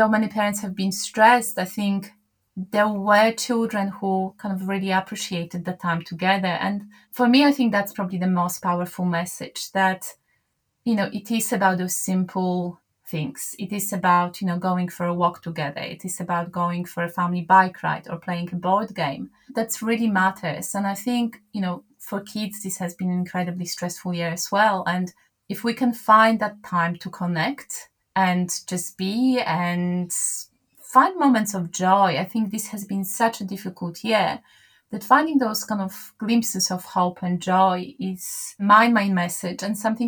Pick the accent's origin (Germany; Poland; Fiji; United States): Poland; moved away; I'm from Poland originally